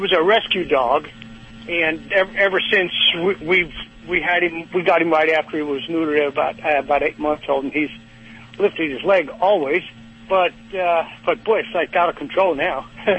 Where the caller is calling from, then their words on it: Wildomar, California, United States; Wildomar is the name of the town, a small town. Halfway between L.A. and San Diego.